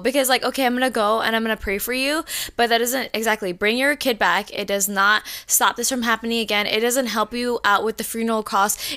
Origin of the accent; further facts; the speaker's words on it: Orlando, Florida, United States; we are from Orlando